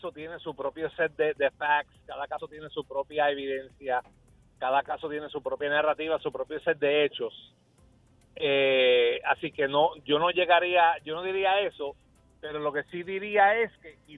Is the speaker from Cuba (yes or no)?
no; New York, United States; me crié en Nueva York en los años 70